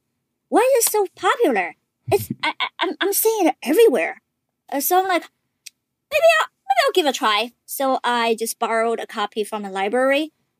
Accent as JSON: {"language": "English", "country": "China", "tie": "born or raised there", "moved": "yes", "said": "I grew up in China."}